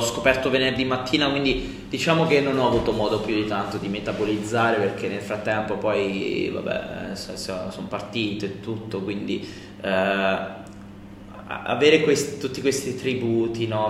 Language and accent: Italian; Civitanova Marche, Marche, Italy